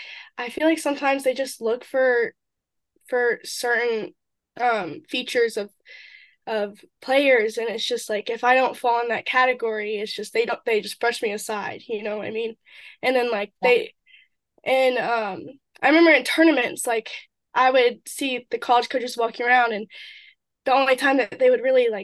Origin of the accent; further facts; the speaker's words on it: Jefferson, Georgia, United States; moved away as an adult; now in Brunswick, United States; I grew up in Jefferson, which is a really small town